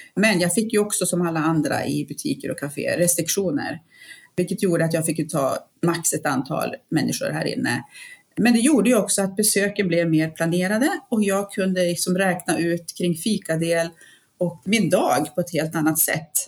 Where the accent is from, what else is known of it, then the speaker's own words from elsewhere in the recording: Piteå, Norrbotten County, Sweden; now in Jämtland, Sweden; jag är uppväxt uppe i Piteå